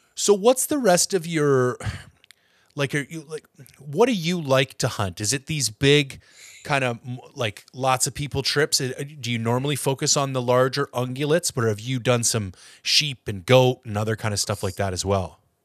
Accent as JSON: {"language": "English", "region": "Ontario", "country": "Canada", "moved": "yes", "lives_now": "British Columbia, Canada", "said": "I'm from Ontario"}